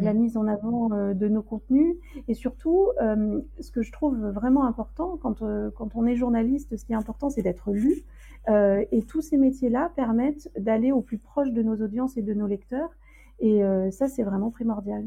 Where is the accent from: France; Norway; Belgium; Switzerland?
France; also born or lived in Zanzibar; quand on est français